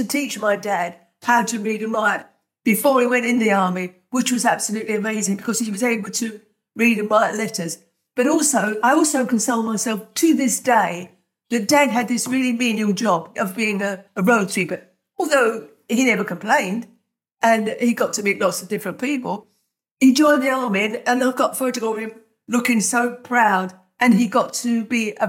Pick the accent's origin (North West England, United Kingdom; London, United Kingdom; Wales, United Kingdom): London, United Kingdom; also born or lived in Hanover Square, London; I'm from Camberwell.